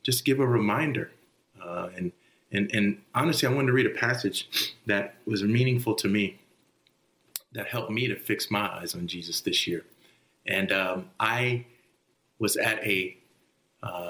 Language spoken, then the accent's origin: English; Texas, United States; moved away as an adult; also born or lived in New Jersey; I grew up in Texas